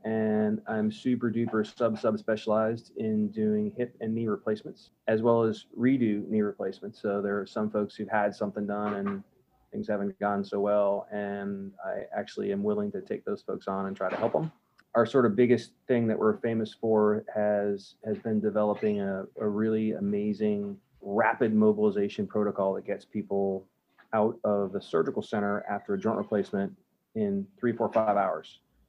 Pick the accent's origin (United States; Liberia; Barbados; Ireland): United States; Northeast; both my parents are from a little town in Vermont called Rutland. So I grew up, the first part of my life, I grew up in the Northeast. I learned how to ski at a really young age.